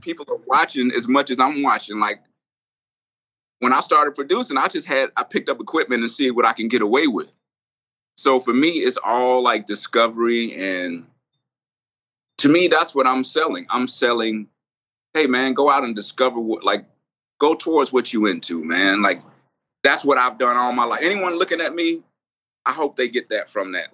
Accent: Atlanta, Georgia, United States; I'm like from Atlanta

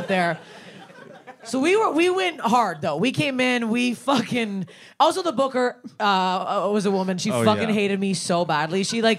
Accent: Canada; I'm from Canada, actually

